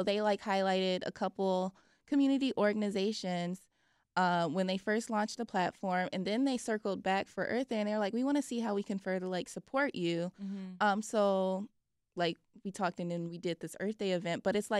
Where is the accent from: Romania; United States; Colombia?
United States; Chicago, Illinois; Like, I never thought that League of Their Own would be partnering with someone like Don C because as like a Chicagoan